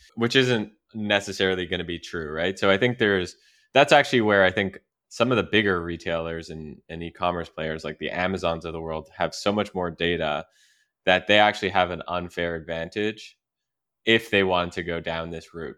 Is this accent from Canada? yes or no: yes; Canada; moved away; I'm from Canada